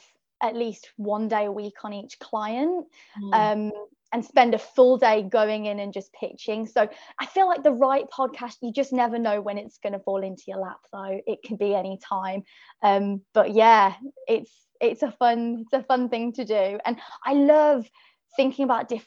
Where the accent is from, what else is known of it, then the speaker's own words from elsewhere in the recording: Birmingham, West Midlands, United Kingdom; now in London, United Kingdom; I'm from Birmingham in the UK, but I live in London